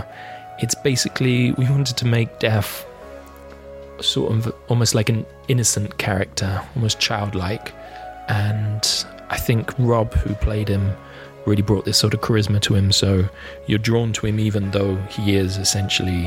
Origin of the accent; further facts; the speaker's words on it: Leeds, Yorkshire and the Humber, United Kingdom; I'm originally from Leeds